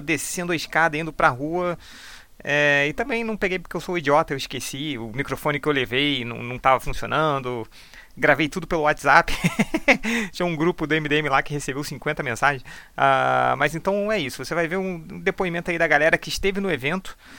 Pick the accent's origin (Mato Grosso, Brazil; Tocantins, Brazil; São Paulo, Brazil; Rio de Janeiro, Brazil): São Paulo, Brazil; Osasco; sou de Osasco